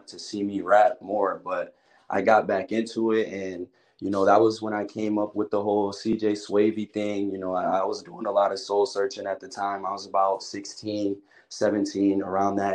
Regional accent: Buffalo, New York, United States; moved away as an adult; now in Florida, United States; I'm from Buffalo, New York

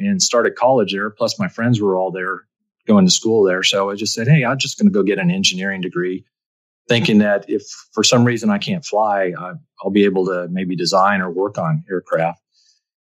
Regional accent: Albuquerque, New Mexico, United States; I grew up in Albuquerque, New Mexico, and I literally lived about 3 miles from the airport.

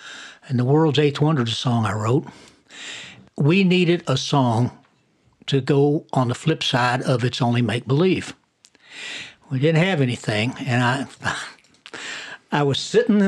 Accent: New York, United States; accent: New York; And I was a New York cop with my accent.

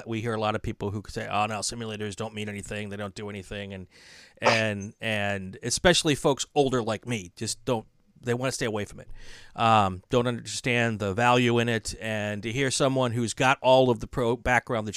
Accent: Wisconsin, United States; now in West Coast, United States; I grew up in Wisconsin

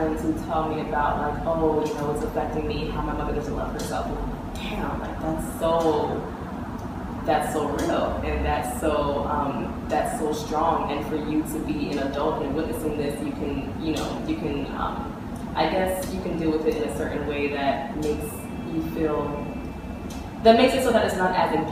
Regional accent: Miami, Florida, United States; I grew up in Miami, Florida

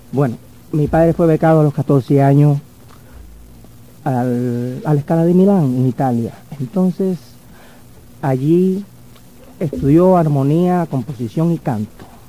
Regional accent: Havana, Cuba; yo nací en La Habana

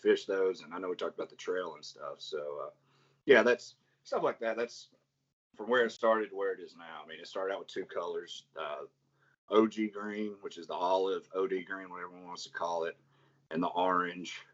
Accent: Chattanooga, Tennessee, United States; I'm from Chattanooga

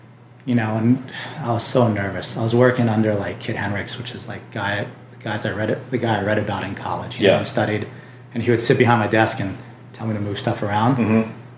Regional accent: Key West, Florida, United States; moved away as an adult; now in California, United States; I'm from a small island. I'm from Key West, Florida.

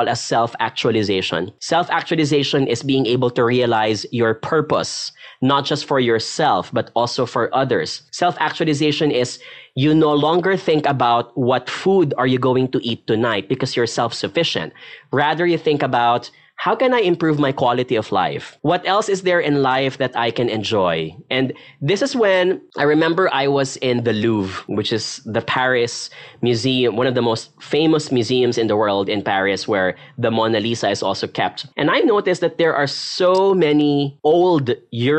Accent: Philippines; being a Filipino

